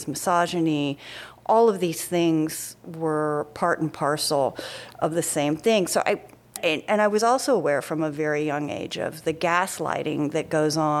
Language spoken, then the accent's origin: English; rural Tennessee, United States; I grew up in Tennessee, but my father was Bermudian